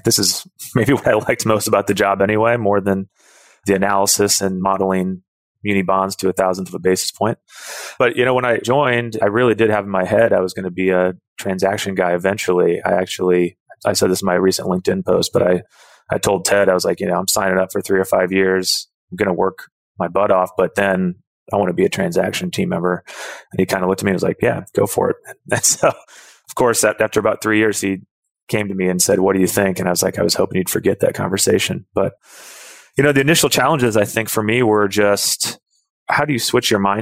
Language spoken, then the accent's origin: English; Indianapolis, Indiana, United States; I'm from Indianapolis